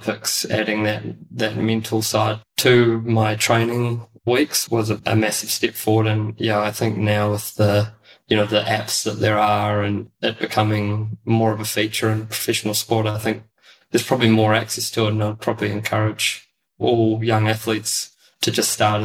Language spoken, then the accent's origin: English; New Zealand; also born or lived in Auckland / Netherlands; when I was a young kid growing up in New Zealand